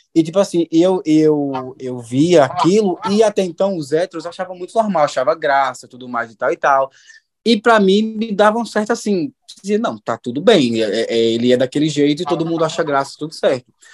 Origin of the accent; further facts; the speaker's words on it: Juazeiro, Bahia, Brazil; eu sou de Juazeiro, da Bahia